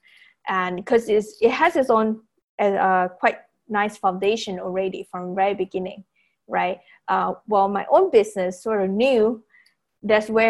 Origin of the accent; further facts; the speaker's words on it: Penang, Malaysia; moved away as an adult; also born or lived in United States; I'm actually from Penang, Malaysia